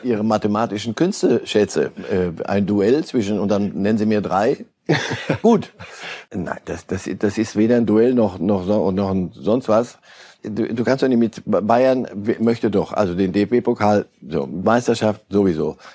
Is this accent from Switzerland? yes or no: yes; Switzerland; ich bin ja Schweizer